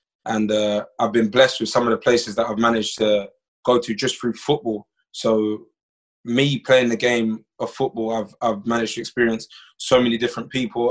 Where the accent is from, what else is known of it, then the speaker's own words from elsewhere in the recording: London, United Kingdom; moved away as an adult; also born or lived in United States; now in Iceland; I was born in London, England. I am 29 years old. I was raised in England, and then I moved to America when I was 18 for college, and now currently I'm living in Iceland.